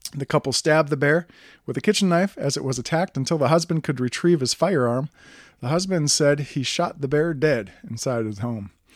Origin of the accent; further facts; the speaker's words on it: Wisconsin, United States; moved away; I'm originally from Wisconsin.